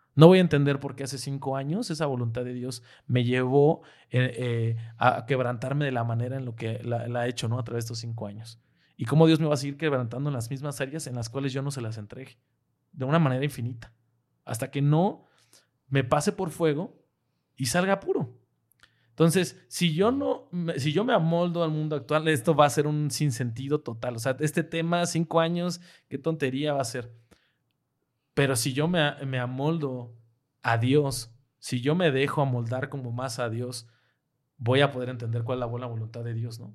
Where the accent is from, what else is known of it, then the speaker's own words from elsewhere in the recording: Mexico; moved away; nosotros como mexicanos